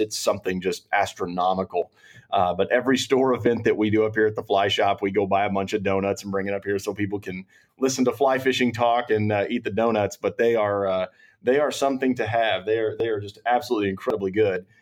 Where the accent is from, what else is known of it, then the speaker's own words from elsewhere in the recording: Round Rock, Texas, United States; I grew up in Round Rock